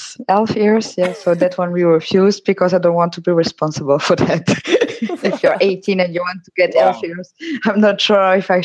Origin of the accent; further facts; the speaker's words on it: Netherlands; I'm from the Netherlands.